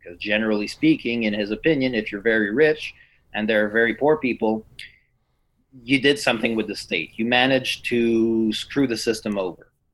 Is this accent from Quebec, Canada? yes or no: yes; Quebec, Canada; I'm from Quebec.